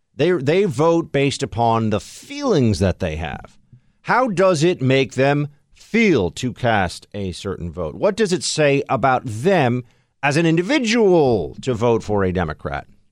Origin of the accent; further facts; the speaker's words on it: New York, United States; I'm sitting here as a New Yorker